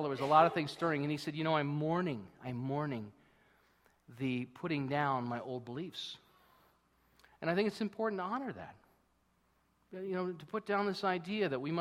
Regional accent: United States; now in Canada; being American

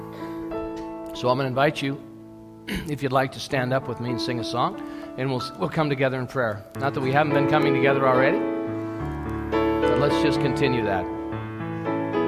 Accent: United States; now in Canada; I'm an American that enjoys living here

